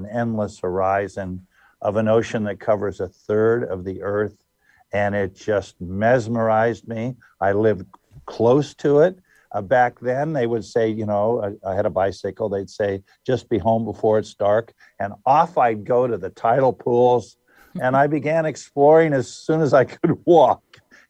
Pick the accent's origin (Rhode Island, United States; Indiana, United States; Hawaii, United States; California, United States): California, United States; also born or lived in Wichita, Kansas; I was born in Wichita, Kansas, where all oceanographers come from. But I was born 6 months after Pearl Harbor, and my father packed up the family, and off we went, and we arrived in California.